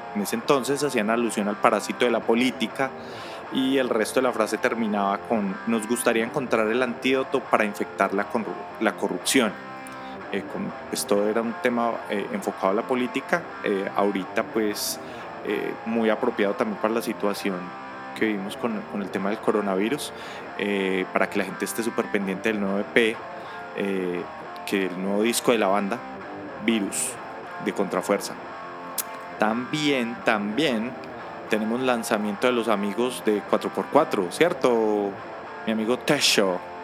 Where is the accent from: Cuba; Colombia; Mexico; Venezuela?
Colombia; Bogotá; also born or lived in Miami; yo soy de Bogotacito lindo